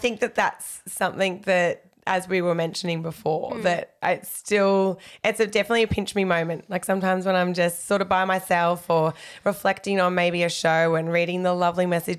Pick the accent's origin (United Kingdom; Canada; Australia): Australia; Queensland; also born or lived in Melbourne, Victoria; when I moved to Queensland from Melbourne